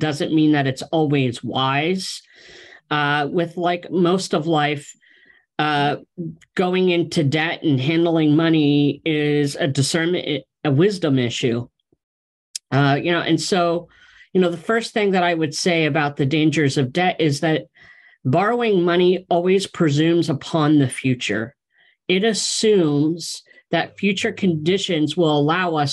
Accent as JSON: {"language": "English", "region": "Pennsylvania", "country": "United States", "moved": "yes", "lives_now": "West Coast, United States", "said": "I'm just from Pennsylvania"}